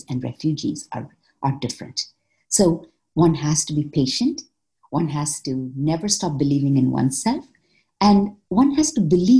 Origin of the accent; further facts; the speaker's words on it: India; also born or lived in Malaysia / North America; now in Canada; I was born in Malaysia, grew up in India, went back, traveled across Asia quite a bit, and then moved to North America.